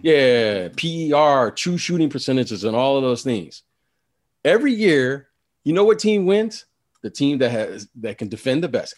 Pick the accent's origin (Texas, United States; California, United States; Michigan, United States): Michigan, United States; Detroit; I'm from Detroit